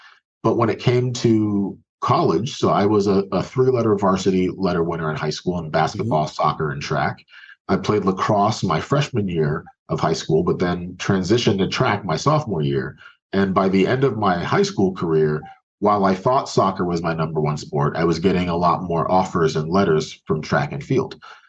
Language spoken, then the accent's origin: English; Maryland, United States; also born or lived in Nigeria; So originally, I'm from Nigeria. Both of my parents were physicians. They came to this country when I was young, and we moved to Maryland.